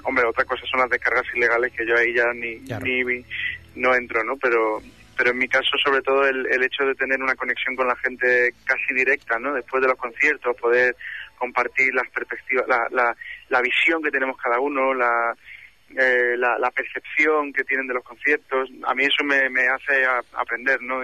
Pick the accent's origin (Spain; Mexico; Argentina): Spain; Málaga, Andalusia; moved away